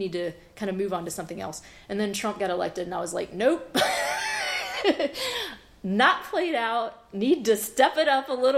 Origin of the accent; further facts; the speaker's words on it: South Georgia, United States; also born or lived in Memphis, Tennessee / Brooklyn, New York / Athens, Georgia; now in Atlanta, United States; I grew up in the South, I'm originally from Memphis, and I grew up in South Georgia